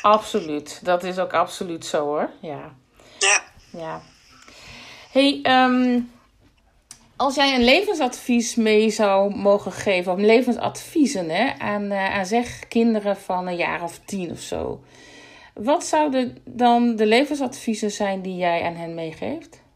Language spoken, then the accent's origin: Dutch; Groningen, Netherlands; ik kom uit Groningen